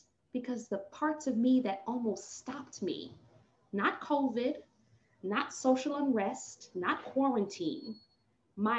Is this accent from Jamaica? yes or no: yes; Jamaica; accent: patois; I'm a Jamaican and I have to bring in the patois